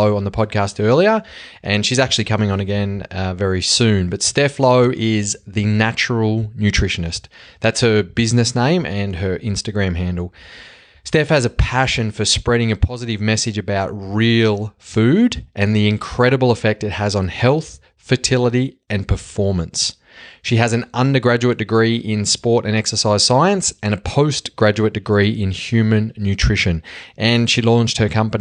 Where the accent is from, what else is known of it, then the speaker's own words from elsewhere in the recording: Australia; accent: Bogan; now in Sweden; I'll have this Bogan accent for life